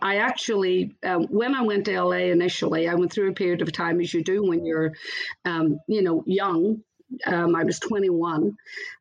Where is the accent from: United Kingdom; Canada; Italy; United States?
United Kingdom; Belfast, Northern Ireland; moved away; I was born originally in Belfast, Northern Ireland. I grew up there and was raised in church.